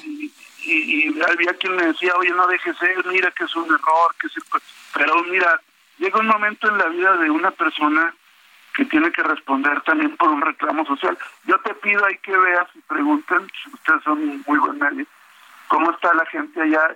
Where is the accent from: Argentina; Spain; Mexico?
Mexico; La Laguna, Coahuila; La gente de La Laguna, mi tierra